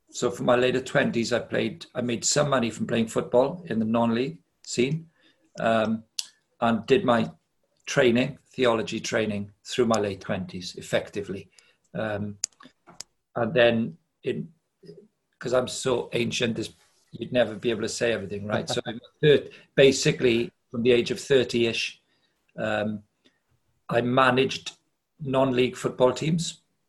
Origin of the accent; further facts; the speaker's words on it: Wales, United Kingdom; I grew up in Wales. I'm 58. I was born in 1962. In that period, growing up in Wales